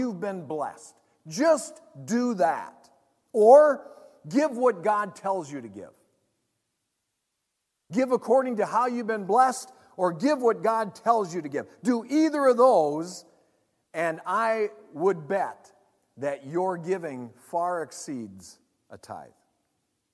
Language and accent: English; United States; I want people in my hometown to know Jesus. I want there to be a gospel presence in the Twin Ports and the surrounding region